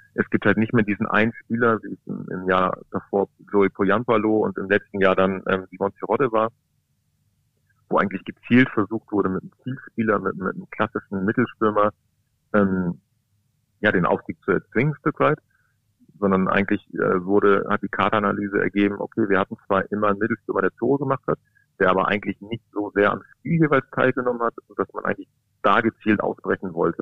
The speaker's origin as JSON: {"language": "German", "area": "Braunschweig region", "region": "Lower Saxony", "country": "Germany", "tie": "born or raised there", "said": "bin ja quasi ein Kind der Region"}